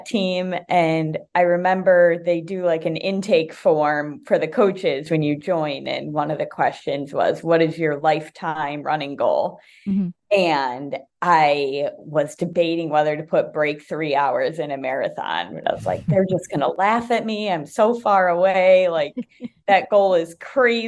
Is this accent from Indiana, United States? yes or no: yes; Indiana, United States; now in San Francisco, United States; I'm from Indiana